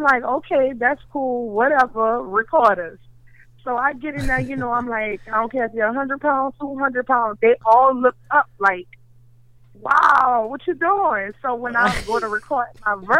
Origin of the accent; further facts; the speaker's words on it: New Orleans, Louisiana, United States; I'm from New Orleans